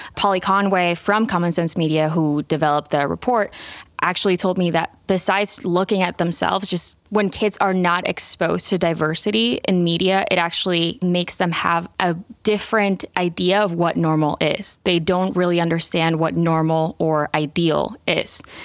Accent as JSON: {"language": "English", "country": "Venezuela", "tie": "born or raised there", "moved": "yes", "said": "I'm Venezuelan. I grew up in Venezuela"}